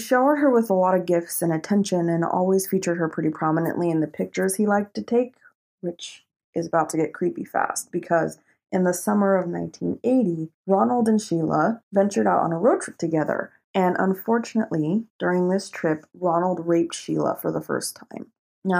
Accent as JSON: {"language": "English", "region": "Colorado", "country": "United States", "tie": "born or raised there", "said": "I was born and raised in Colorado, and I have no accent to speak of."}